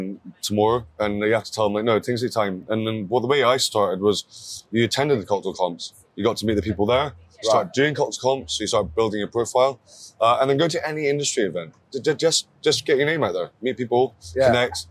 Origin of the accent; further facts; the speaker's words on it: Scotland, United Kingdom; I'm just really proud as a Scottish person to represent my country